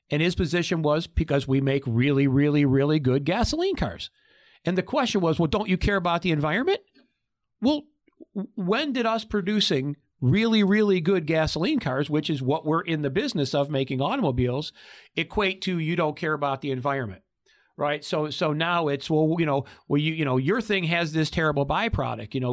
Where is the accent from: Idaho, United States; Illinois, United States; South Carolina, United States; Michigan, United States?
Michigan, United States; now in Arizona, United States; I came before I moved here to Arizona in 2015. I came from Oakland County, just outside of Detroit. Well, that's the Motor City.